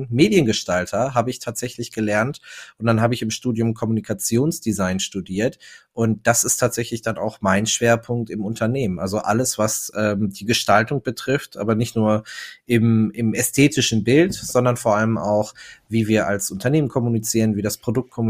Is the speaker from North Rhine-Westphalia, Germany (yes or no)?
yes; North Rhine-Westphalia, Germany; ich bin ein Kind des Ruhrgebiets. Äh, wir sitzen in Duisburg ähm, und ich bin 33 Jahre alt, verheiratet, zwei Kinder